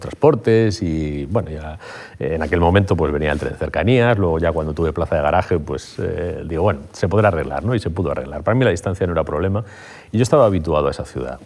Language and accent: Spanish; Madrid, Community of Madrid, Spain; also born or lived in Carabanchel, Madrid / Getafe; mis primeros cuatro años de vida fueron en Getafe. Luego me trasladé a Madrid. Durante bastante tiempo viví en Madrid